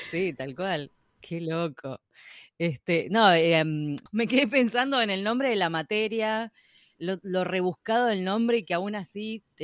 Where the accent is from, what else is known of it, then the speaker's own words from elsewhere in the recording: Buenos Aires Province, Argentina; now in Berlin, Germany; De zona sur del, ah. de Buenos Aires. Del Gran Buenos Aires.